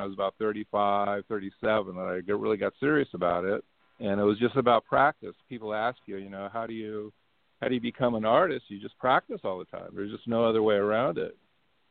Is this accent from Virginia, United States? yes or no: no; Anaheim, California, United States; I grew up in Anaheim, California.